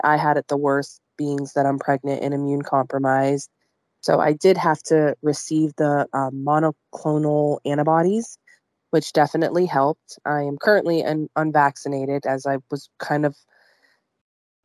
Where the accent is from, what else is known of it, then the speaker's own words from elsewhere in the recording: Youngstown, Ohio, United States; I am from Youngstown, Ohio. I live in a little suburb outside of Youngstown, which is Camel, Ohio